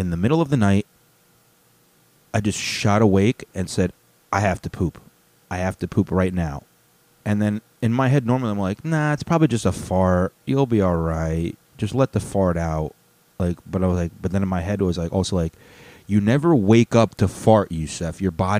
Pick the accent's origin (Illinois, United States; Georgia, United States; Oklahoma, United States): Illinois, United States; Chicago; I'm saying … lyrics because we're both from Chicago, even though you couldn't tell from my airplane.